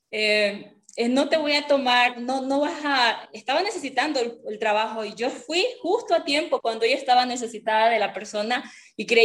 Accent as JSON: {"language": "Spanish", "town": "San Lorenzo", "region": "Esmeraldas", "country": "Ecuador", "tie": "born or raised there", "said": "cuando por primera vez salí de mi pueblo, yo vengo de, yo soy de Esmeralda, San Lorenzo, entonces ser negro era, es muy normal, ¿no?"}